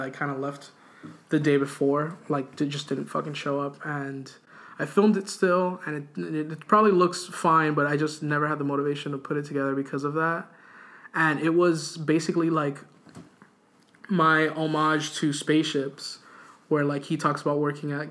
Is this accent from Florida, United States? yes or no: yes; Hialeah, Florida, United States; born or raised there; moved away